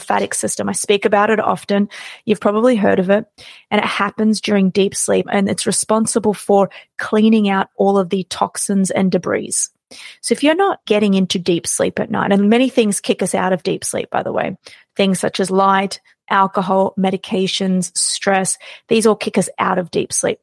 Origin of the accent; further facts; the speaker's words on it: Australia; I was born and raised in Australia.